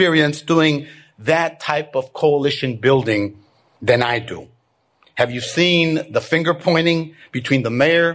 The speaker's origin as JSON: {"language": "English", "town": "Chicago", "region": "Illinois", "country": "United States", "tie": "born or raised there", "said": "I grew up in Little Village and went to high school at St. Rita."}